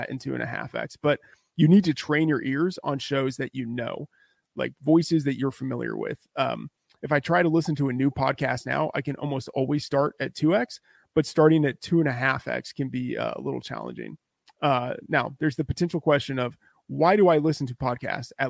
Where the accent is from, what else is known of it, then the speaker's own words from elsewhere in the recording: Texas, United States; I grew up in Texas